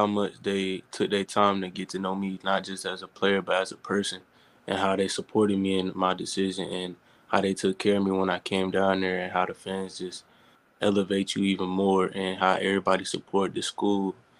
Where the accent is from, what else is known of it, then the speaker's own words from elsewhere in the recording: Hattiesburg, Mississippi, United States; Yeah, I'm originally from Mississippi. I was born in Hattiesburg.